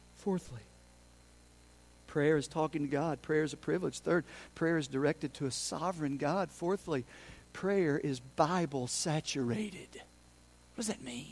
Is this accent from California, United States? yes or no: no; Unicoi County, Tennessee, United States; I'm from Unicoi County. I lived over in Unicoi County